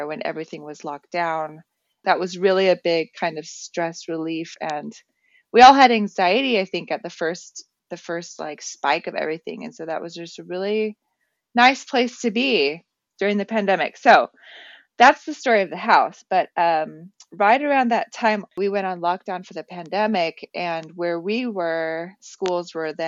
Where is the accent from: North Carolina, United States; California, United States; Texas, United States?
Texas, United States; El Paso; also born or lived in Netherlands; now in Portland, United States; I am originally from El Paso, Texas, currently living in Portland, Oregon